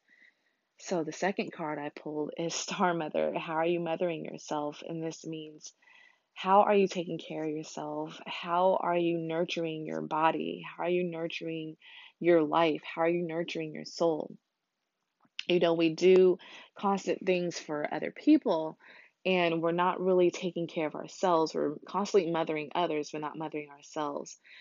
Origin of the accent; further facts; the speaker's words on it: United States; as an American